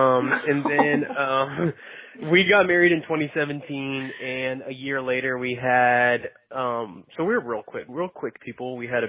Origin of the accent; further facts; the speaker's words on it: Florida, United States; moved away as an adult; also born or lived in Fort Worth, Texas; I'm from Florida. I grew up there. I went to the University of Florida. I grew up team roping, so I moved out to Fort Worth after I graduated college